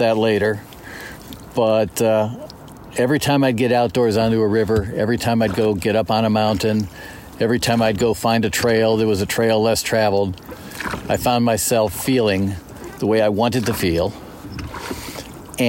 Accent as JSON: {"language": "English", "region": "Michigan", "country": "United States", "tie": "born or raised there", "said": "I grew up in Michigan, land of many, many lakes"}